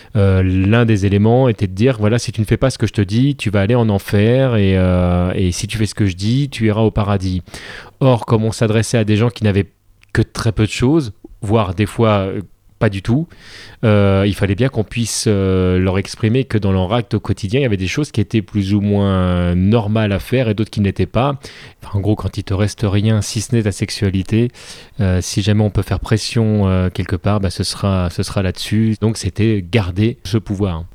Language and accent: French; France; on est français, on enregistre ça en France